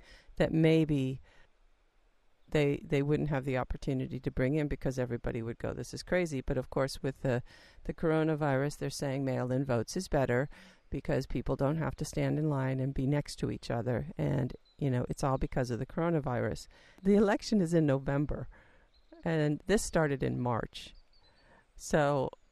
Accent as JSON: {"language": "English", "country": "United States", "accent": "American", "said": "I'm an American, I think everybody knew that from my accent"}